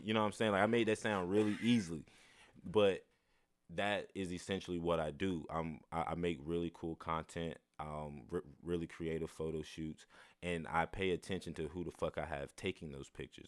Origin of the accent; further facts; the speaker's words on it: the Bible Belt, the South, United States; I'm from the Bible Belt, born and raised.